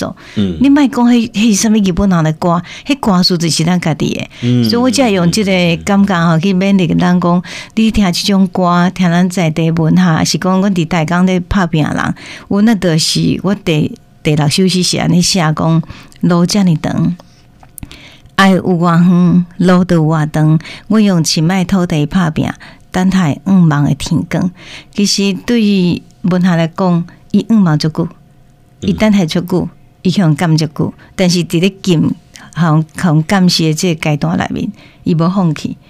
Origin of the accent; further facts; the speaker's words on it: Taichung, Taiwan; moved away as an adult; now in Tainan, Taiwan; 那我是台中人，我嫁到台南来，